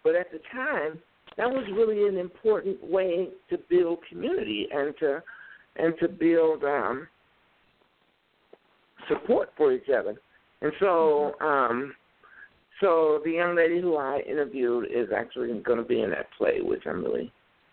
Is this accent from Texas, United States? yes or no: no; Chicago, Illinois, United States; moved away as an adult; now in Minneapolis, United States; I grew up in Chicago